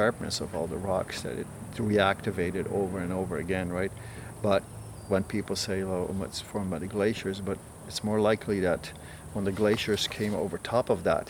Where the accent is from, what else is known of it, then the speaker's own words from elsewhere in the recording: Netherlands; moved away as an adult; I'm from Holland originally